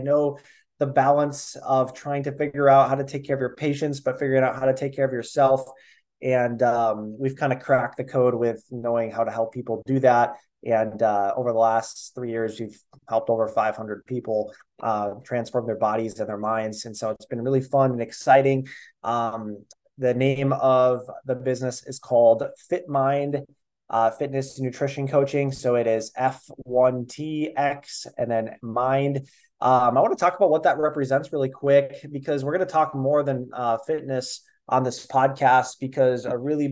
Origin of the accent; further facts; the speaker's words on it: Minnesota, United States; I am 25 from Minnesota